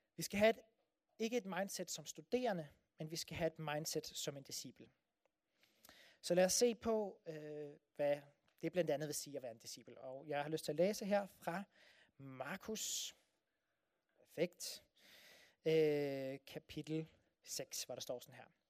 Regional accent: Denmark

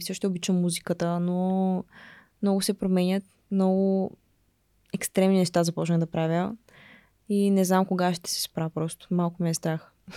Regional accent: Dobrich, Dobrich Province, Bulgaria; born or raised there; moved away as an adult; now in United States

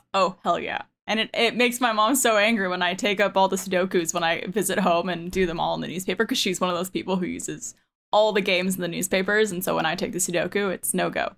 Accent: Montreal, Quebec, Canada; moved away as an adult; now in Austin, United States; I'm originally from Montreal, Canada

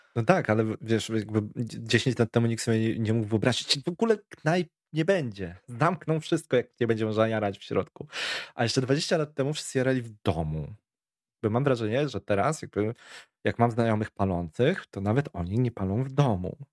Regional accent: Warsaw, Masovian Voivodeship, Poland; u nas na Bielanach

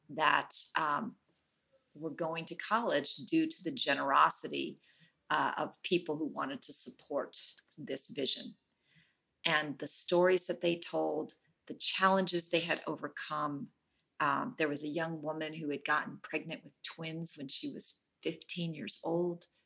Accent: Oakland, California, United States; And I am very lucky I, because I'm born and raised in Oakland.

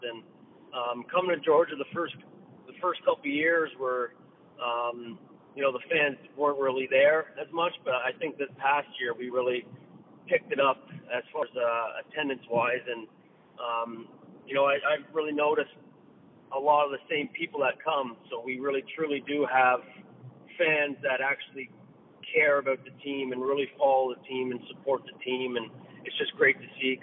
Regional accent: Bowmanville, Ontario, Canada; also born or lived in Scarborough, Ontario; Bowmanville, Ontario. I was born in Scarborough, and then I moved to Bowmanville when I was around 4 years old

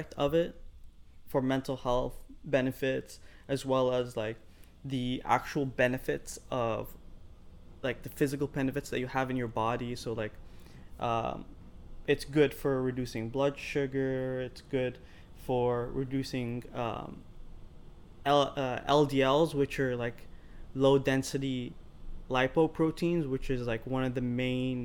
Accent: Ireland; now in Canada; I grew up in Ireland

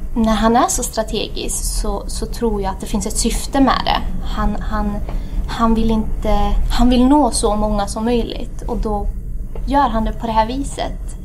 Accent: Värmland, Sweden; also born or lived in Addis Ababa, Ethiopia; jag är född i Addis, Etiopien. Har föräldrar som är ursprungligen ifrån Eritrea. Eh, kom till Sverige när jag var cirka sju, cirkus. Ehm, och sen har jag haft, eh, sen har jag blivit värmlänning.

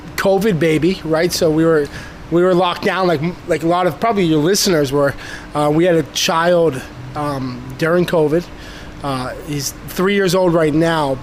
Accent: Foxborough, Massachusetts, United States; now in Boca Raton, United States; I'm originally from Massachusetts

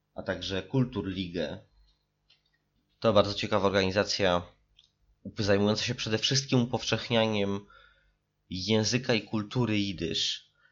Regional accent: Warsaw, Masovian Voivodeship, Poland; Warszawę, z której nadaję i która jest moim rodzinnym miastem

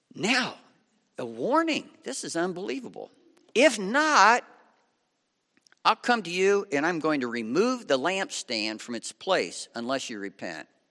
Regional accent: Lima, Ohio, United States; I was raised in Lima, Ohio on Route seventy-five

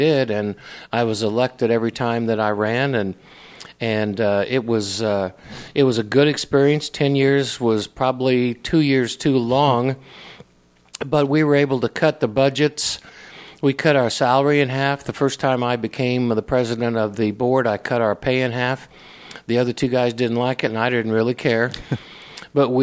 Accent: Indianapolis, Indiana, United States; now in Brownsburg, United States; I was raised really in Indianapolis.

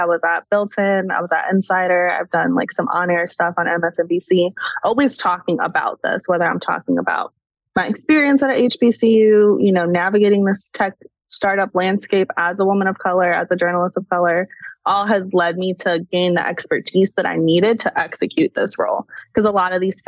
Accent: Chicago, Illinois, United States; moved away as an adult; also born or lived in Atlanta; I grew up in Chicago

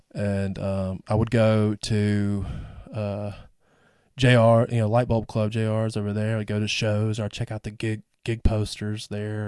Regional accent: England, Arkansas, United States; also born or lived in Tempe, Arizona; now in Rogers, United States; I grew up in England, Arkansas, which is like thirty minutes from Little Rock

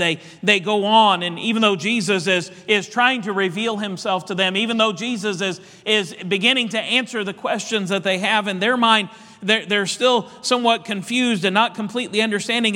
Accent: Indiana, United States; Our family, we love basketball. We're from Indiana

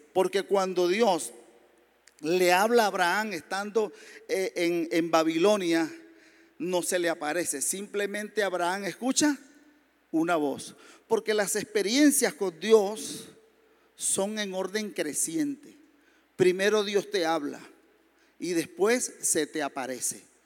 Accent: Maracay, Aragua, Venezuela; moved away; also born or lived in San Fernando de Apure, Venezuela; yo soy del sur de Venezuela, San Fernando de Apure. Eh, lo que pasa es que soy de Maracay porque nos trasladaron pequeñitos a la ciudad de Maracay

